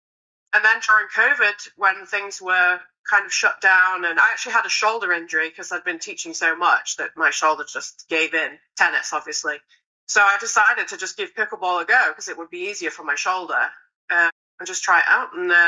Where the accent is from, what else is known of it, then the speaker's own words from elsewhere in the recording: Harrogate, Yorkshire and the Humber, United Kingdom; moved away as an adult; also born or lived in Los Angeles, United States; now in Indian Wells, United States; I'm originally from Harrogate, if anyone's heard of that.